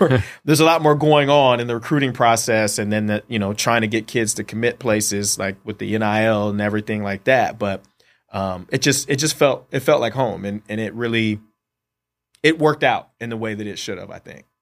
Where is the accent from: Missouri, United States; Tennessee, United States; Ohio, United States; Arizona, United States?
Ohio, United States; Columbus; moved away; growing up in Columbus, Ohio, being an Ohio State fan